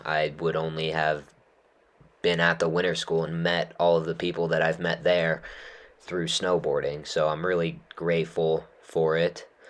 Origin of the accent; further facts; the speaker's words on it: Utah, United States; growing up in Utah